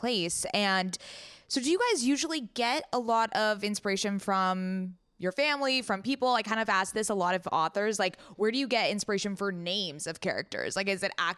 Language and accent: English; San Diego, California, United States; I am actually from San Diego, born and raised.